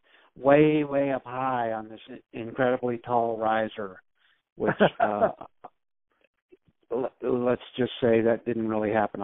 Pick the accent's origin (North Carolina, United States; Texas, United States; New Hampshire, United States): North Carolina, United States; Winston-Salem; moved away as an adult; also born or lived in New York City / Nashville / Cleveland; now in Chapel Hill, United States; I grew up in Winston-Salem, North Carolina. I was born and raised there.